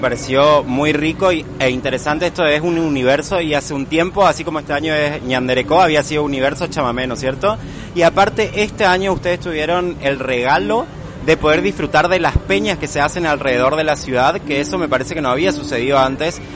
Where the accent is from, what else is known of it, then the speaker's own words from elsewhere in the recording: Posadas, Misiones, Argentina; vengo de Posadas Misiones